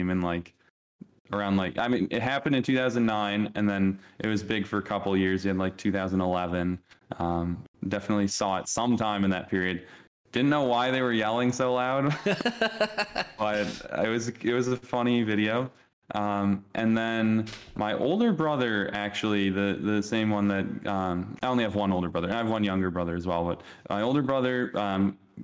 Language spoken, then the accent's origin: English; Chicago, Illinois, United States; also born or lived in Cleveland / Montreal; I was born here, did move away for a little bit at younger ages to Cleveland for 2 years and Montreal for 4 years, but returned back here still at a young age, spent most of my life here. So definitely have the most ties to the great city of Chicago